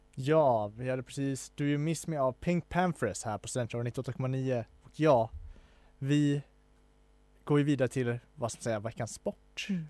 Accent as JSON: {"language": "Swedish", "town": "Falun", "region": "Dalarna County", "country": "Sweden", "said": "jag är från Falun"}